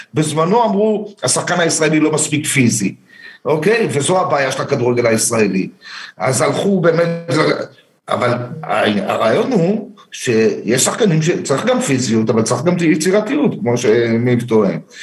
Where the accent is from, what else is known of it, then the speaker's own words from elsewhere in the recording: Herzliya, Tel Aviv District, Israel; moved away as an adult; now in Beersheba, Israel; אני גדלתי, נולדתי בתל אביב, גדלתי בהרצליה, הגעתי לבאר שבע לפני 25 שנה בערך